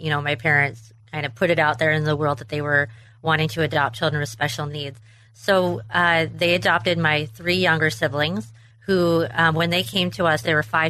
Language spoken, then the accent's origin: English; Western Washington, United States; also born or lived in Tacoma, Washington; I was born in Tacoma, Washington, and raised in a very small town in Western Washington by an amazing family.